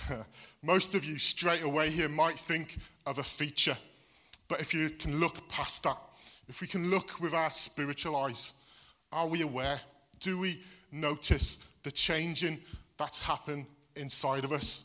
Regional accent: Wales, United Kingdom; now in Wordsley, United Kingdom; I was born here in Wordsley, which makes me English. I'm admitting here, I'm from the Black Country. But I moved to Wales um, when I was eight. Um, and I lived there the majority of my life

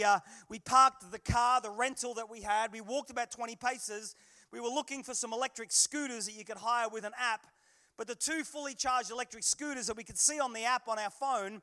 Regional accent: Manchester, North West England, United Kingdom; also born or lived in Australia; I am an Englishman by birth. I'm a Manchester boy. My dad, mum and dad are from the valleys of South Wales. My dad was a pastor. I was born in Manchester.

